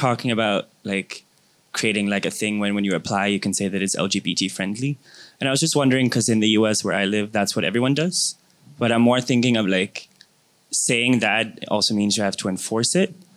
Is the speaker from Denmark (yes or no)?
yes; Denmark; moved away as an adult; now in United States; I'm from Denmark, but I study in the US.